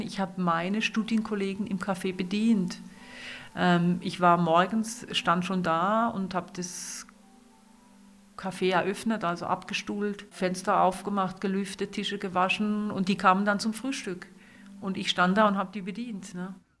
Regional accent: Renchtal, Black Forest, Baden-Württemberg, Germany; accent: Badisch (Renchtal dialect); first language Badisch dialect; moved away as an adult; also born or lived in Bamberg; Ich bin hier im Renchtal aufgewachsen, am Rund vom Schwarzwald. Und mein Erstspruch war eben Badisch

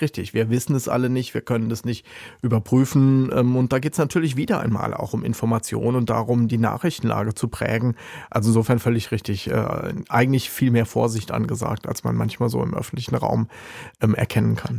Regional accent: Rhineland-Palatinate, Germany; Ich, ich komme ja aus Rheinland-Pfalz

